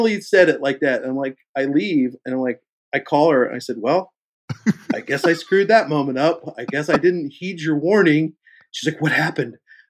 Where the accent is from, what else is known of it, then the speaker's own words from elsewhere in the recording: Kansas City, United States; moved away as an adult; also born or lived in Chicago; I'm from Kansas City